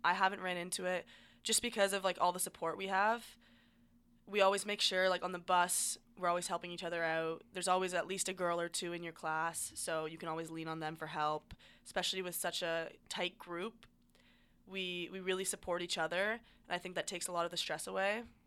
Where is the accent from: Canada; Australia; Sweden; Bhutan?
Canada; Ontario; I grew up in Ontario